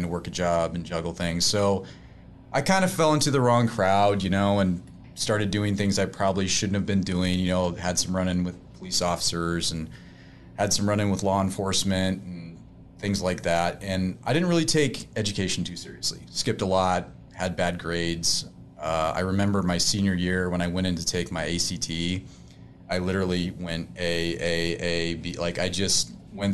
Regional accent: North Platte, Nebraska, United States; I was born in North Platte, Nebraska.

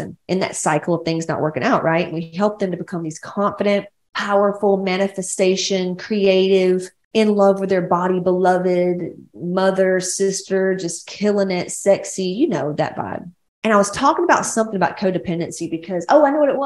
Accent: Atlanta, Georgia, United States; now in California, United States; I'm like from West Georgia, Atlanta.

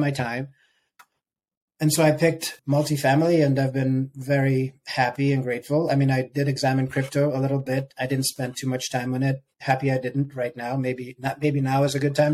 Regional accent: Sierra Leone; moved away as an adult; also born or lived in Ukraine; now in United States; I lived there till I was 7 and a half, almost 8. Moved to Sierra Leone

